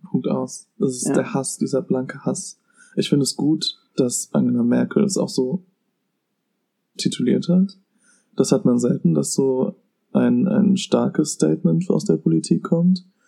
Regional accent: Germany; in unserem Land

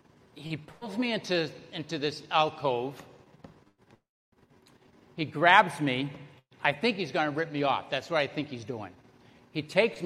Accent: Salem, Massachusetts, United States; moved away; also born or lived in Broward County, Florida; I was born and raised in Salem, Massachusetts. You can probably tell by the accent.

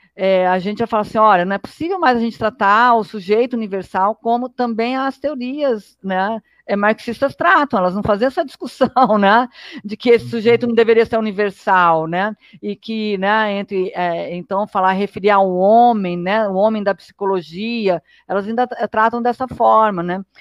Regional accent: Brazil; eu sou brasileira

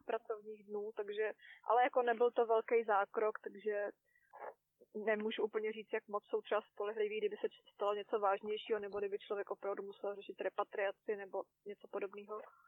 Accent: Czechia; moved away as an adult; now in New Zealand; jsme Češi šetřilci

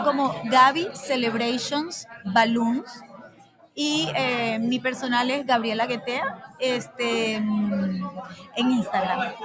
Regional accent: Venezuela; moved away as an adult; also born or lived in Panama; now in United States; soy venezolana de pura cepa, con mucho orgullo por mi país

